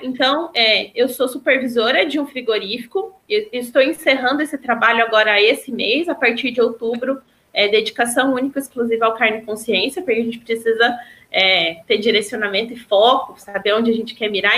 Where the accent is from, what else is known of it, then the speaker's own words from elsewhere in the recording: Pouso Alegre, Minas Gerais, Brazil; eu sou de Pouso Alegre